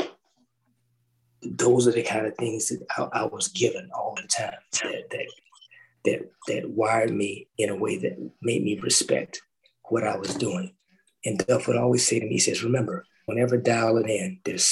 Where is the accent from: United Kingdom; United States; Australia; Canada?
United States; the South; I grew up in the South